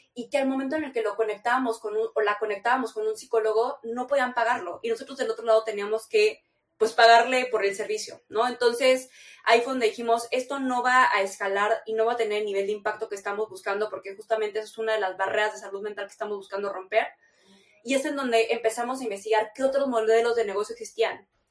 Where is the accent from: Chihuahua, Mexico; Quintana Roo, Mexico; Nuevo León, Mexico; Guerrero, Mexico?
Chihuahua, Mexico; Yo vengo de Chihuahua